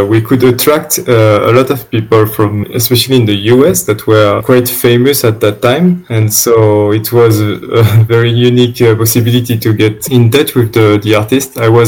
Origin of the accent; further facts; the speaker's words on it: around Marseille, Provence-Alpes-Côte d'Azur, France; English is a second language; moved away as an adult; also born or lived in Madagascar; now in Romania; I grew up around Marseille on the coast, nearby the sea, like literally 50 meters away from the seashore.